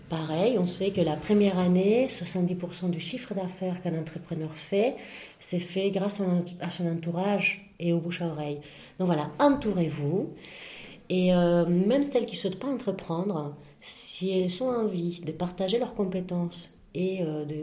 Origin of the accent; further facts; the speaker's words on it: Spain; now in France; Euh, j'ai vécu plus ici que chez moi, finalement, enfin, que, que chez moi en Espagne.